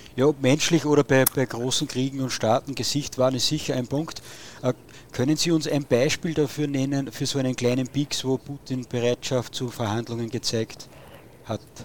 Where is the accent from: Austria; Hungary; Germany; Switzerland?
Austria; Steyr, Upper Austria; bei uns in Oberösterreich in Steyr